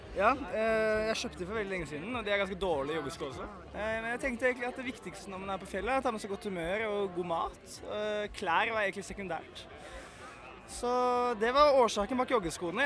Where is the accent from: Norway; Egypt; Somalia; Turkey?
Norway; Oslo; Jeg er en bygutt fra Ring 3